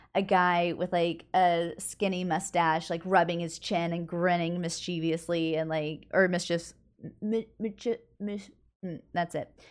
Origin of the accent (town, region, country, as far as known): United States